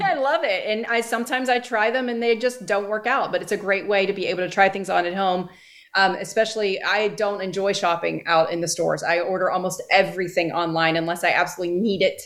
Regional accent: Northeast, United States; moved away; I grew up in the Northeast

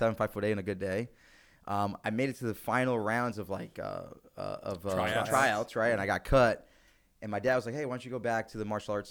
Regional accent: Congers, New York, United States; moved away as an adult; also born or lived in Bronx, New York; Born and raised in New York, originally from the Bronx

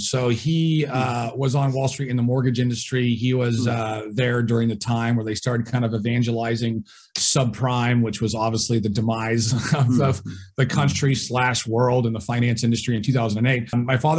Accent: Southern California, United States; So I was born and raised in Southern California. I am the oldest of four kids.

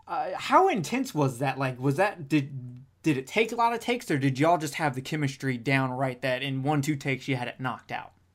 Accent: Alabama, United States; I'm from Alabama

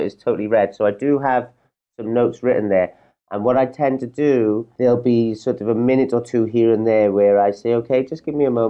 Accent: Wales, United Kingdom; now in Portugal; I come from Wales.

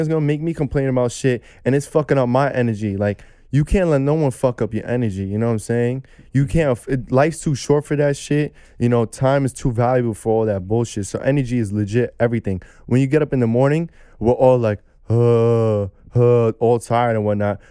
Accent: New York City, New York, United States; young kid growing up in Brooklyn, New York

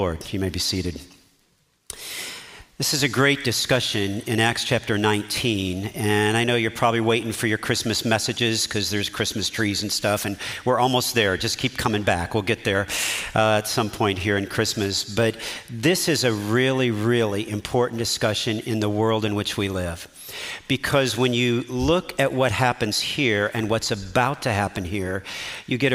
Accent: United States; as American citizens

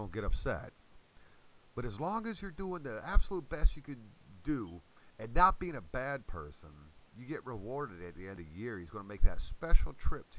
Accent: United States; as an American

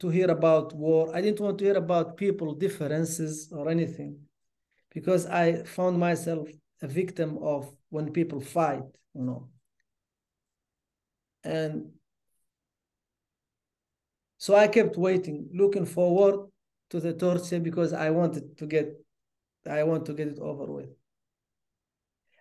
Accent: Nouakchott, Mauritania; born or raised there; moved away as an adult; also born or lived in Rosso, Mauritania / Duisburg, Germany / Canada

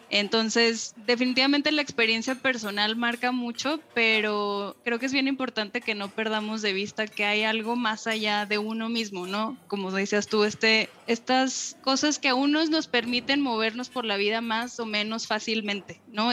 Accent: Monterrey, Nuevo León, Mexico; accent: norteño; moved away as an adult; now in Mexico City, Mexico; Yo soy regiomontana por adopción, eh, vivía ya gran parte de mis años formativos

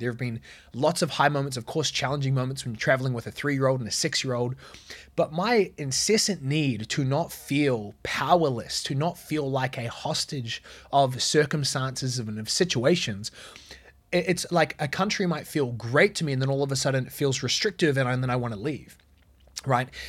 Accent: New Zealand; moved away; where I grew up in New Zealand.

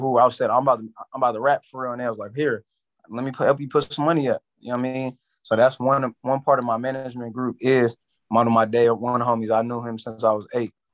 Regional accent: San Francisco, California, United States; From the city, born and raised, San Francisco, California.

